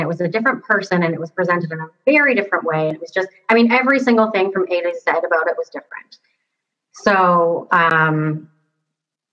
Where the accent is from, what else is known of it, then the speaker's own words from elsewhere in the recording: Toronto, Ontario, Canada; moved away as an adult; now in Seattle, United States; I'm from like Toronto area in Canada. I'm living in Seattle right now